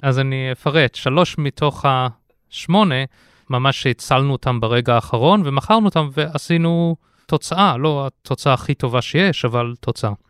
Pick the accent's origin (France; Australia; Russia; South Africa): South Africa; moved away as an adult; also born or lived in United States / London, United Kingdom; now in Israel; אני אה, יליד הארץ, עזבתי את הארץ בגיל 6, גדלתי בדרום אפריקה, לכן המבטא